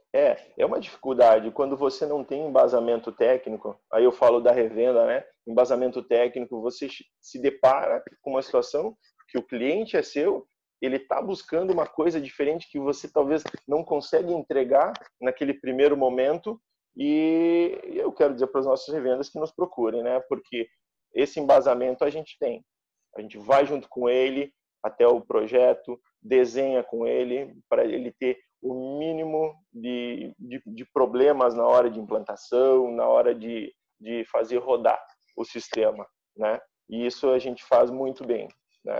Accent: Chapecó, Santa Catarina, Brazil; now in Joinville, Brazil; eu sou natural lá de Chapecó, né, oeste do estado

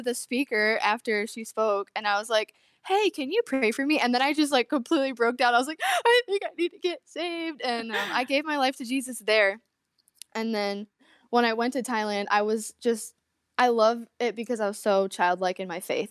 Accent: Corning, New York, United States; I'm from Corning, New York, which is upstate

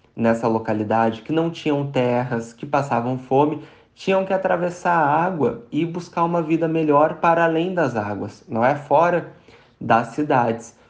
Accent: Rio Grande do Sul, Brazil; now in São Paulo, Brazil; sou do Rio Grande do Sul, atualmente morando em São Paulo

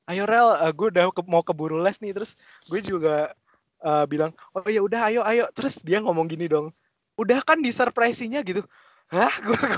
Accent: Semarang, Central Java, Indonesia; accent: Semarang; kayak pas gue di Semarang aja cuman ya gue nggak bisa ngomong bahasa Jawa gue tau lah cuman maksudnya gue tetap pakai logat Semarang gitu loh

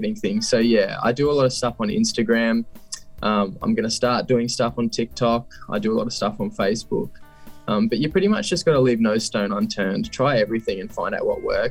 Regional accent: Scone, New South Wales, Australia; I'm originally from a little town called Scone in New South Wales.

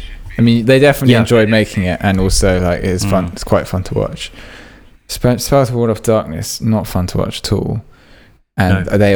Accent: England, United Kingdom; the problem with being English

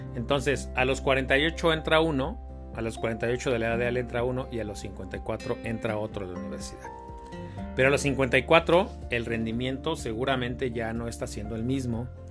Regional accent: Mexico; nosotros como mexicanos

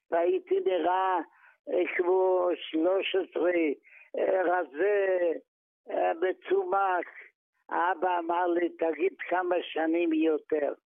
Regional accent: Maków Mazowiecki, Masovian Voivodeship, Poland; moved away as an adult; now in Israel; אני נולדתי בפולין, בעיירה בשם מכוף מזובייצקי.

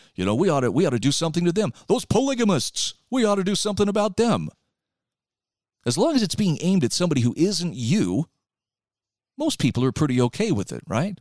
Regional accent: Utah, United States; in my home state of Utah right now

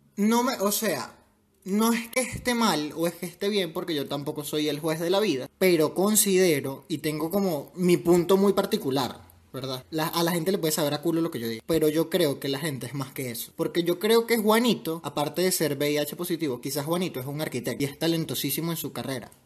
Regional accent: Venezuela; born or raised there

